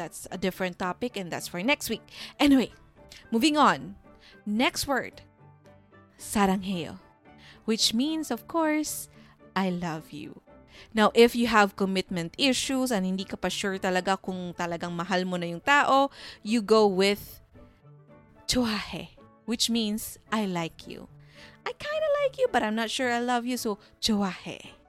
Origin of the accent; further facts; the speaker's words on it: Canada; I am not Korean. I am just a Filipino-Canadian tita that just loves K-drama.